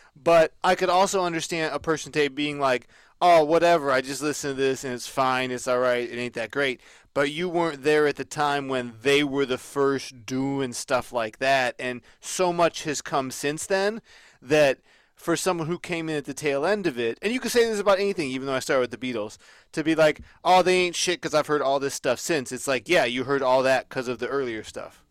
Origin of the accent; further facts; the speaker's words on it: United States; I'm American